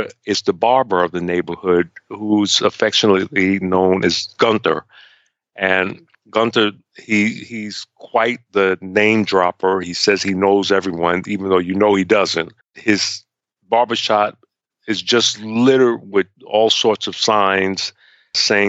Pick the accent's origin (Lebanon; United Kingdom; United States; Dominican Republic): United States; New York City, New York; I was going through when I was growing up in Harlem.